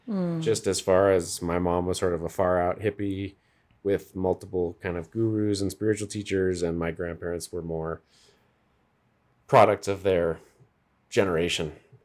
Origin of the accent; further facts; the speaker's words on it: Colorado, United States; also born or lived in Scotland / France; So I was born in Scotland, then we went to France, and then I got to Colorado at 6 months old.